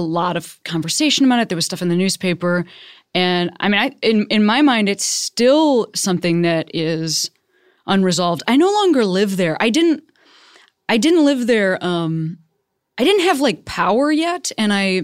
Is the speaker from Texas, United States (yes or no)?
no; Chicago, Illinois, United States; moved away; I'm from Chicago originally